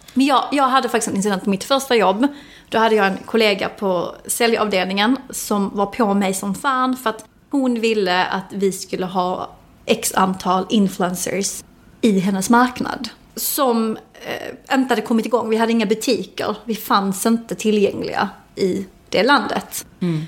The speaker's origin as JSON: {"language": "Swedish", "town": "Helsingborg", "region": "Skåne", "country": "Sweden", "said": "jag kommer ju från ett, ett område i Helsingborg som är ganska tufft"}